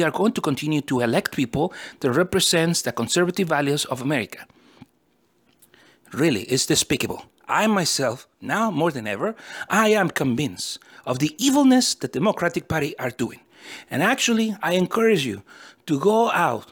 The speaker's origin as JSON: {"language": "English", "country": "United States", "also_born_or_lived": "California", "said": "I'm a simple American person, and I am an American citizen who is proud of my country"}